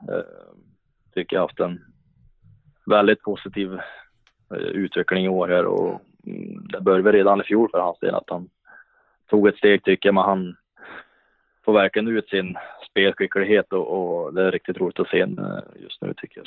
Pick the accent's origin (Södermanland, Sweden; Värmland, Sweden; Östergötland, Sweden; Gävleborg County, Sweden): Värmland, Sweden; Hagfors; also born or lived in Karlstad / Luleå; now in Ransäter, Sweden; det fanns ju hemma i Hagfors där i många år och det var någonting jag växte upp med